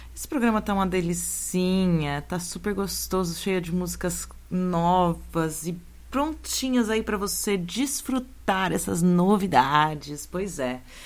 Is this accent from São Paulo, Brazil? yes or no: yes; São Carlos, São Paulo, Brazil; minha terra natal, São Carlos